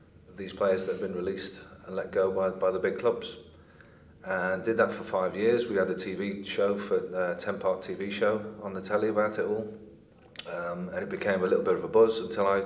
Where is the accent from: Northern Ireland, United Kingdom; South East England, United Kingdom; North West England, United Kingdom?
North West England, United Kingdom; Liverpool; moved away as an adult; also born or lived in London; I grew up in Liverpool, was born and bred in Liverpool